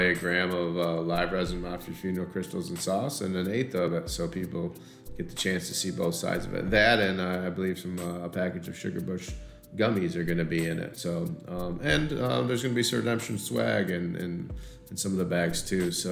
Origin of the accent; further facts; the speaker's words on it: Michigan, United States; we grew up in Michigan